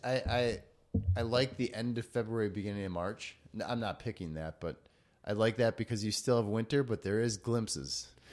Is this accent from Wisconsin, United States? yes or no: yes; Wisconsin, United States; moved away; also born or lived in western North Dakota / Denver; I left Wisconsin out of state for 10 years